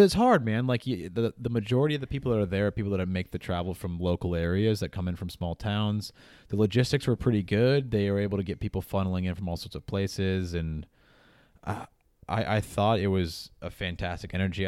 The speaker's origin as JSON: {"language": "English", "country": "United States", "said": "I know I'm American. I know I have an American bias"}